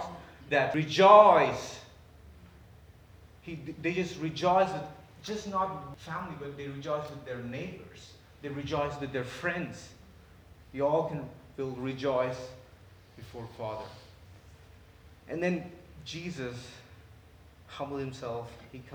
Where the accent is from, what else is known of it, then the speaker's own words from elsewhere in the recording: India; moved away as an adult; I was born and raised in India